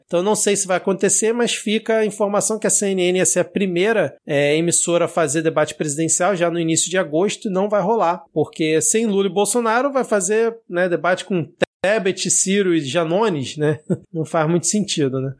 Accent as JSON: {"language": "Portuguese", "region": "Rio de Janeiro", "country": "Brazil", "said": "eu como Carioca"}